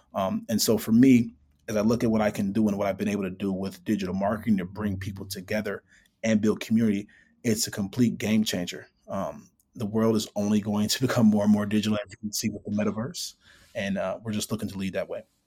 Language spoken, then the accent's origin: English; Chicago, Illinois, United States; actually born and raised in Chicago, grew up on the north side, uh, lived on the south side and west side as well.